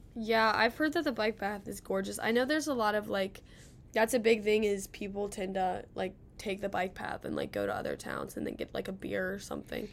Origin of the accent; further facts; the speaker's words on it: Cincinnati, Ohio, United States; now in Athens, United States; I'm from Cincinnati